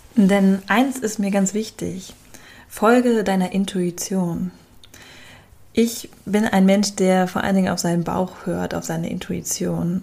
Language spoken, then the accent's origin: German; Hamburg, Germany; Wir kommen beide aus Hamburg